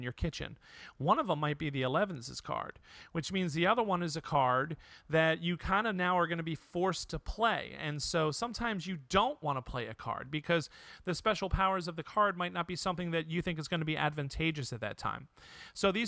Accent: United States; also born or lived in Connecticut; as an American male

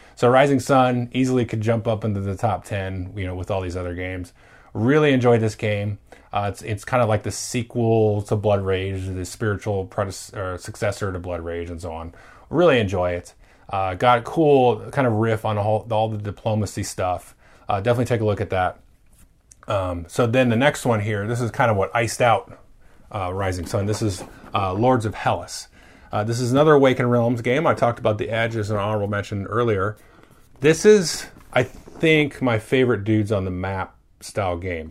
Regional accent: United States; I'm an American

